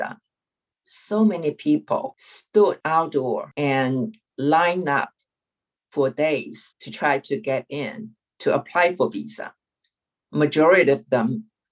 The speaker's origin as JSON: {"language": "English", "country": "China", "tie": "born or raised there", "second_language": "English", "moved": "as an adult", "lives_now": "United States"}